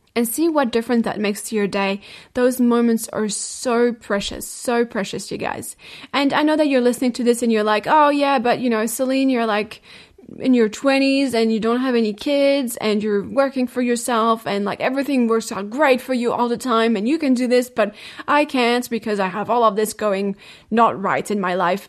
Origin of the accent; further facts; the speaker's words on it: France; moved away; my home country, France.